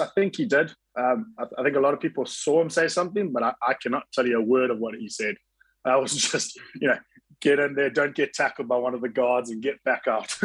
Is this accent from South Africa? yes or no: yes; South Africa; moved away; also born or lived in Scotland; growing up in South Africa and going to school at Kingswood and university in Stellenbosch